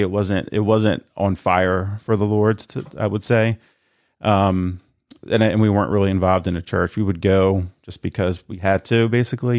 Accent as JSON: {"language": "English", "area": "New Castle area", "region": "Northern Delaware", "country": "United States", "tie": "born or raised there", "said": "born and raised in Newcastle Bay area, so I'm not from Middletown"}